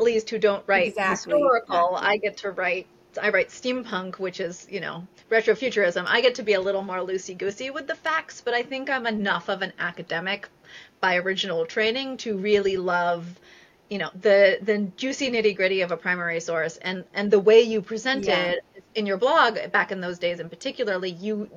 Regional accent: Northern California, United States; I'm from Northern California

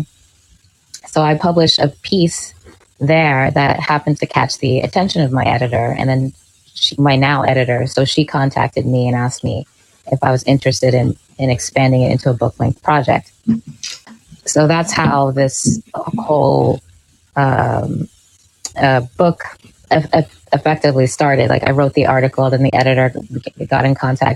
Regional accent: Long Island, Suffolk County, New York, United States; moved away as an adult; also born or lived in Manhattan, New York City; now in Brooklyn, United States; for the most part in Suffolk County and Long Island.

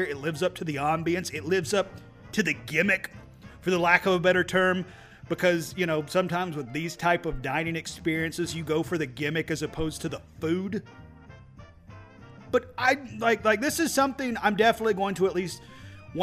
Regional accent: East Tennessee, United States; I'm from East Tennessee

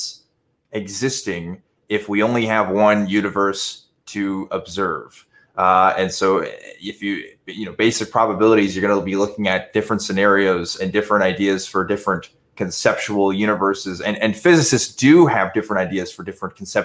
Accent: Waco, Texas, United States; growing up in Waco, I did know a lot of them

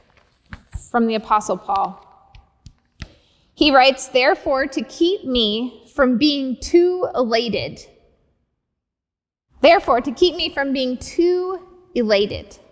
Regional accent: United States

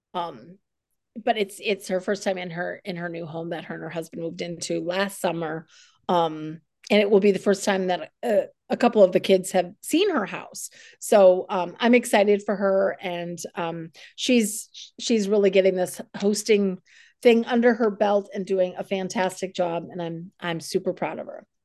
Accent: South Dakota, United States; also born or lived in New England; now in Fredericksburg, United States; I was born and raised in South Dakota and then moved to New England

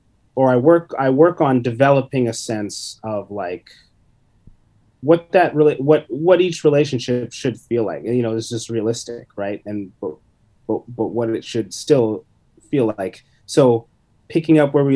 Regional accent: London, Ontario, Canada; also born or lived in Vancouver; now in Toronto, Canada; I grew up in London.

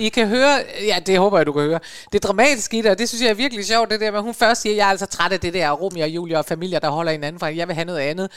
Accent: Aalborg, North Denmark Region, Denmark; da jeg var barn i Aalborg

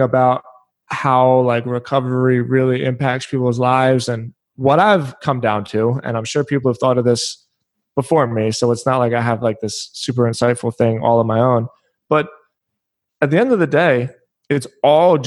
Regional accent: Philadelphia, Pennsylvania, United States; also born or lived in Edinburgh, Scotland (ancestry); now in Florida, United States; we grew up in Philadelphia

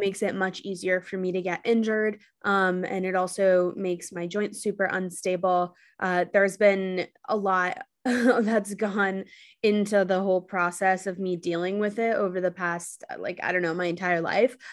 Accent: New York City, New York, United States; also born or lived in Los Angeles; I'm from New York City

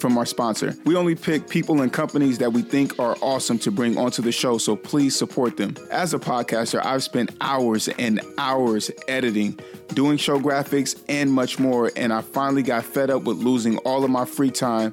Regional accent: Northern California, United States; I'm from NorCal

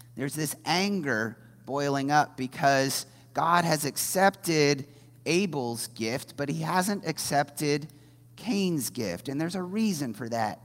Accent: Indiana, United States; moved away as an adult; also born or lived in New Orleans; I grew up in Indiana

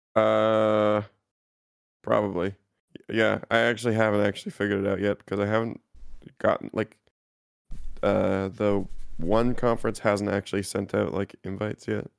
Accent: Canada; as a Canadian

